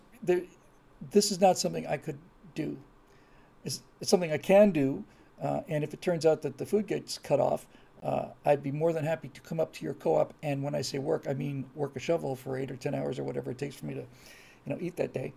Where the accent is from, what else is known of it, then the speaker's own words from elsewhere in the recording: Florida, United States; moved away; I was raised in Florida